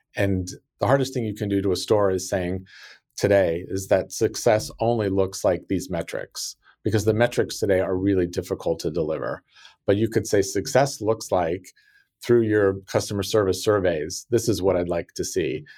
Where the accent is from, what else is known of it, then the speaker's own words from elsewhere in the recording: South Lake Tahoe, California, United States; also born or lived in Sacramento, California; I grew up in South Lake Tahoe, California, which is a very small resort town